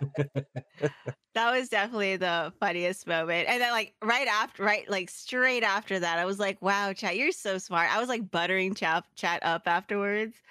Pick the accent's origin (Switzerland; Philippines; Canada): Philippines; I'm Filipino